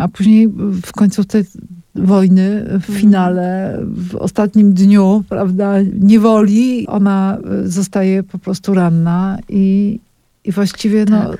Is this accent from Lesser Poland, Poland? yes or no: yes; Kraków, Lesser Poland, Poland; Ja jestem z Krakowa